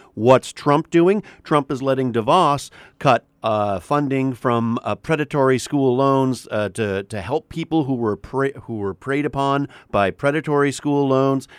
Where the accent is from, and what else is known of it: Canada; moved away as an adult; also born or lived in New York